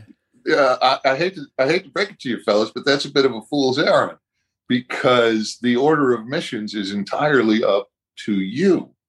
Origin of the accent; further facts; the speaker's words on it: Boston, Massachusetts, United States; Boston, which is my hometown